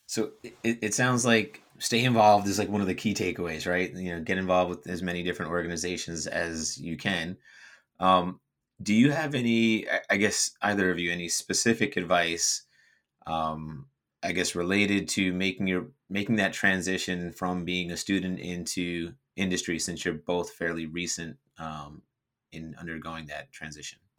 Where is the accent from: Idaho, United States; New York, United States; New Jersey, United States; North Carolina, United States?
New Jersey, United States; moved away as an adult; also born or lived in Florida; I was from New Jersey